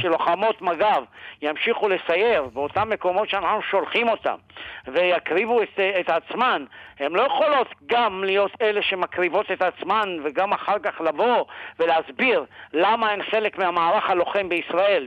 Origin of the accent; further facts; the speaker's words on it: Morocco; also born or lived in Sderot, Israel; now in Israel; אני מאוד גאה בעובדה שנולדתי אה, במרוקו.